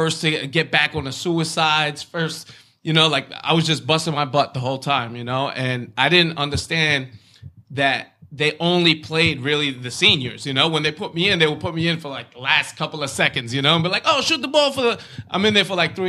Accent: Brentwood, New York, United States; growing up in Brentwood

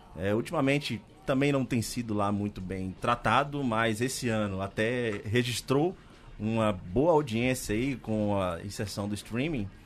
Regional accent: Ilhéus, Bahia, Brazil; now in São Paulo, Brazil; Eu, por exemplo, sou de Ilhéus

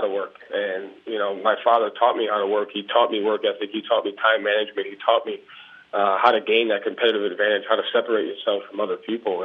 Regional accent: Johnston, Rhode Island, United States; I grew up in a basketball town. I grew up in a basketball family. So, you know, I'm from Johnston, Rhode Island.

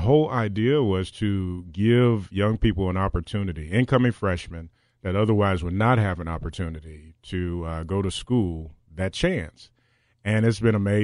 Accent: Decatur, Alabama, United States; moved away; I'm from Decatur, Alabama, a long way from here

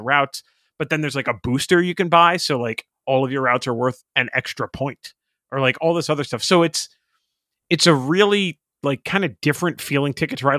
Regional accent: Boston area, Massachusetts, United States; I'm half Irish, blah blah blah, all that stuff that you know people from the Boston area say about Ireland

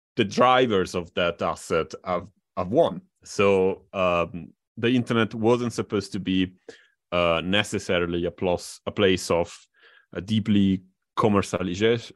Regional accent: Italy; in Italy, my my home country.

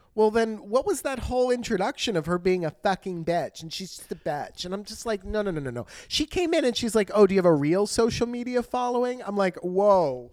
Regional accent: United States; I'm American

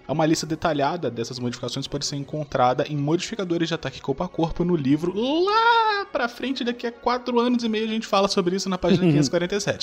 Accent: south of Rio de Janeiro, Brazil; eu nasci lá no, no, sul do Rio de Janeiro.

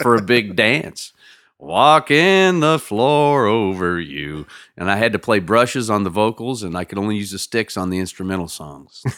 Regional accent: Lawrence, Kansas, United States; also born or lived in Nevada, Missouri; I grew up in Lawrence, Kansas. That's my hometown

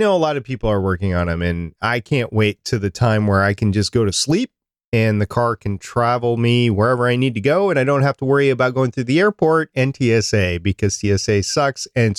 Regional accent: Minnesota, United States; I know how to drive in the snow. I grew up in Minnesota.

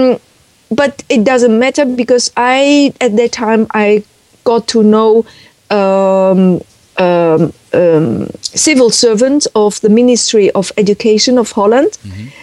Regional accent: Beijing, China; English is a second language; moved away as an adult; now in Netherlands; I was born in 1960 in Beijing, and I was educated there

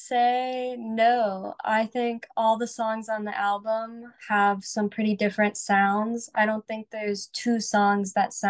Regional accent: Bartow, Florida, United States; now in Nashville, United States; I actually lived in a pretty small town in Florida called Bartow.

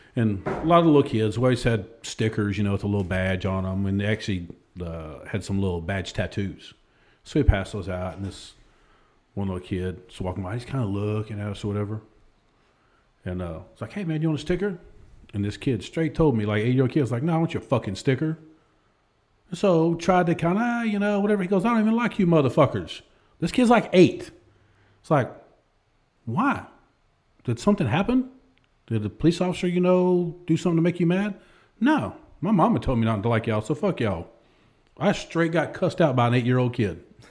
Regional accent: Texas, United States; accent: country drawl; also born or lived in Waco, Texas / Lubbock, Texas / Pflugerville, Texas / Hewitt, Texas; now in Austin, United States; all over Texas. I was born in Waco, lived in Lubbock, lived north side of Austin, went to school at Pflugerville, few years, moved back to Waco

